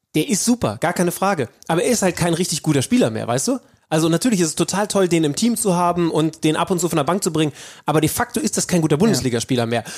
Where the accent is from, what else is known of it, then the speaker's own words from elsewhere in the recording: Wolfsburg area, Lower Saxony, Germany; now in Hamburg, Germany; morgen reise ich in meine Heimat Richtung Wolfsburg